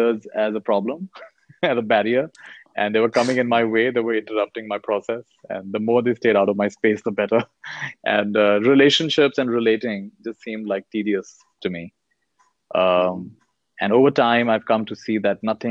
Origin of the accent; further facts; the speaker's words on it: India; also born or lived in United States; I was born in the US. I've grown up in India